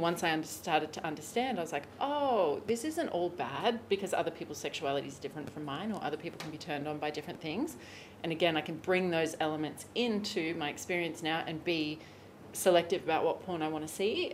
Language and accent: English; Australia; moved away as an adult; also born or lived in Bali / Hawaii / Los Angeles; I'm Australian. Traditionally, I left Australia in 2016